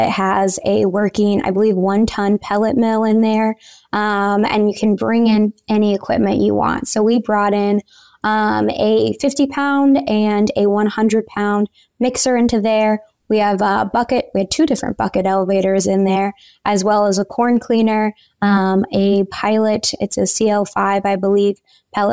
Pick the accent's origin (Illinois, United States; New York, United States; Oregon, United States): Illinois, United States; Central; moved away as an adult; also born or lived in Kansas; I'm originally from Central Illinois, and I grew up in the show pig industry